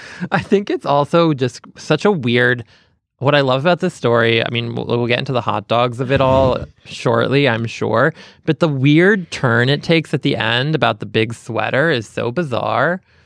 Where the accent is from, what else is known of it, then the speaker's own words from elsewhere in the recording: Boston, Massachusetts, United States; growing up in Boston